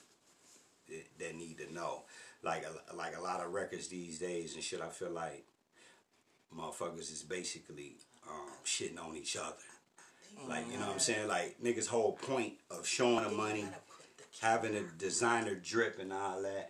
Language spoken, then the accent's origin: English; Forest Park, Ohio, United States; also born or lived in Lincoln Heights / Avondale; I grew up in Forest Park. And then we ended up moving to Lincoln Heights, and we ever moving to Avondale